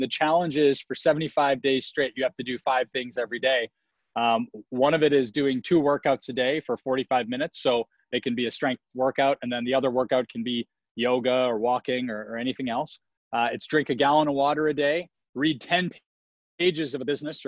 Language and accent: English; Saskatchewan, Canada; moved away; I grew up in Canada, as you probably remember, in Saskatchewan.